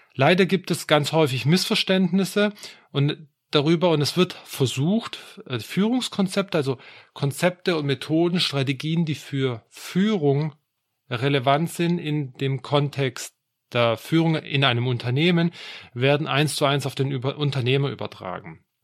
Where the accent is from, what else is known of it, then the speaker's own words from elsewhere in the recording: Swabia, Germany; würde ich jetzt als Schwabe sagen